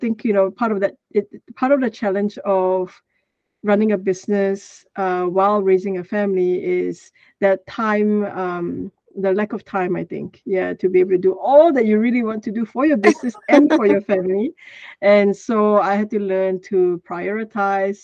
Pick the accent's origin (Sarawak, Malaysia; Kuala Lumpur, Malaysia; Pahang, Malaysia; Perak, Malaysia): Kuala Lumpur, Malaysia; moved away as an adult; now in Australia; I'm originally from Malaysia. So I grew up in Malaysia, in Kuala Lumpur